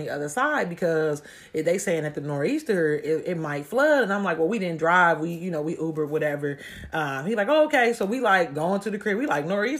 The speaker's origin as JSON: {"language": "English", "town": "Columbus", "region": "Ohio", "country": "United States", "said": "I'm from Columbus, Ohio"}